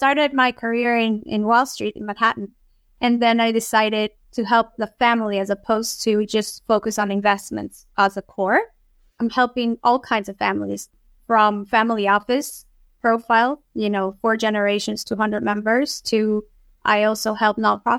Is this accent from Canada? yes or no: yes; Toronto, Ontario, Canada; also born or lived in Lima, Peru / Mexico / Wellesley, United States; So I was born in Lima, Peru. And at the age of 5, I moved to Toronto because of my dad's work. And then I went elementary in Toronto and middle school in Mexico, high school in Wellesley, and part of Peru.